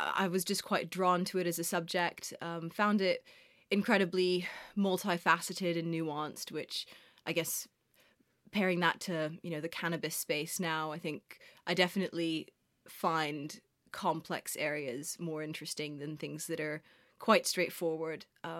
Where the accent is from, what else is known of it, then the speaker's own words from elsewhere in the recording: Prague, Czechia; moved away as an adult; now in London, United Kingdom; And I was born in London, actually. That's where my parents met. Lived here till I was 8 years old. And then we moved back to Prague, where my mom's from, and grew up, well, I guess the kind of my biggest years, from 8 to 18, I was in Prague.